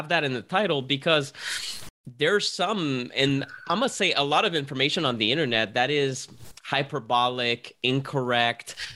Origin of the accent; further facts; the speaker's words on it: Montreal, Quebec, Canada; I'm from Montreal